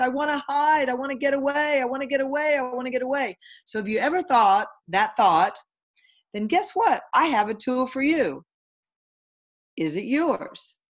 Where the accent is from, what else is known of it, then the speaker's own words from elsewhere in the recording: Houston, Texas, United States; I am currently from Houston, Texas, and living in Houston, Texas